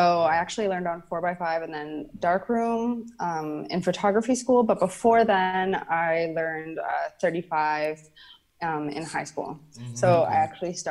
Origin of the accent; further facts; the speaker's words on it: Canada; I was born and raised in Canada